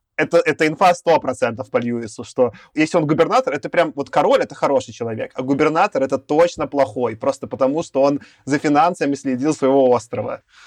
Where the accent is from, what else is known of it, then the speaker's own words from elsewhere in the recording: Belarus; also born or lived in Minsk; я белорус